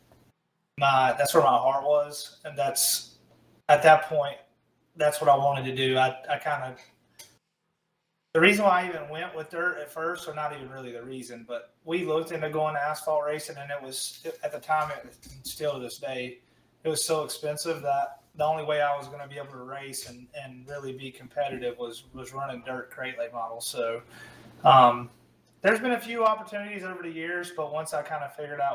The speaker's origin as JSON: {"language": "English", "town": "Charlotte", "region": "North Carolina", "country": "United States", "tie": "born or raised there", "said": "growing up in Charlotte"}